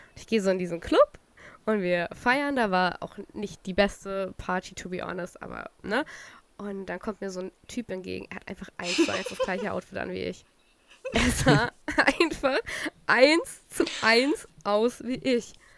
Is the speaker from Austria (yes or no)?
no; Saxony, Germany; also born or lived in Chemnitz; now in Berlin, Germany; Sachsen ist ja aber auch meine Heimat